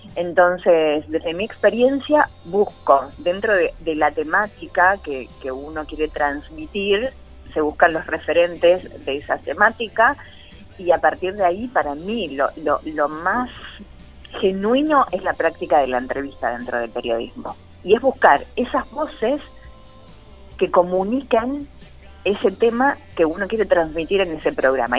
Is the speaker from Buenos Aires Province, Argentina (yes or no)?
yes; San Pedro, Buenos Aires Province, Argentina; also born or lived in Rosario; yo soy de San Pedro, provincia de Buenos Aires